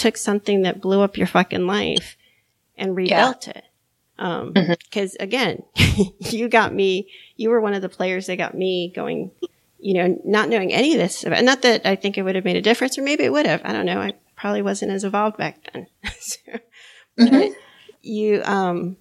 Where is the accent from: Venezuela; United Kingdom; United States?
United States; Miami, Florida; now in North Carolina, United States; I grew up in Miami